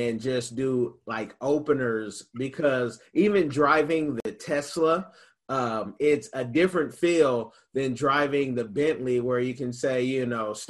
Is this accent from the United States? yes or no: yes; United States; being an American